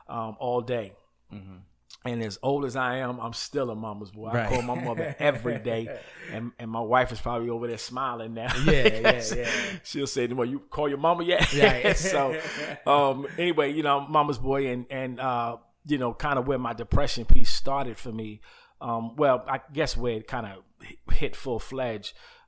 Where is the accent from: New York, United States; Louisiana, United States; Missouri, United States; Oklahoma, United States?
New York, United States; Uniondale; also born or lived in Queens; And so I was born in Queens. Mm-hmm. New York, and later on moved out to a place called Chill City, Uniondale, okay.